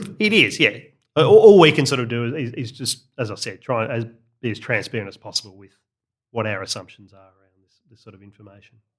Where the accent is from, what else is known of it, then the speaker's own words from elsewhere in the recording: Australia; I'm an Australian.